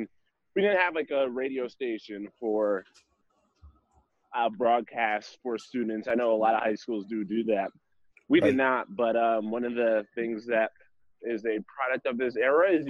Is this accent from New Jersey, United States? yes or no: yes; New Jersey, United States; now in Boise, United States; I'm from the South Jersey area, right outside of Philadelphia.